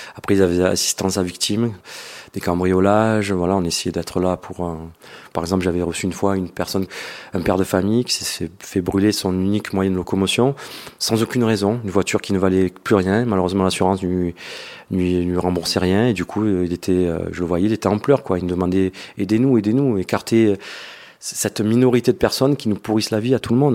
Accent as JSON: {"language": "French", "town": "Marseille", "region": "Provence-Alpes-Côte d'Azur", "country": "France", "said": "je suis de Marseille"}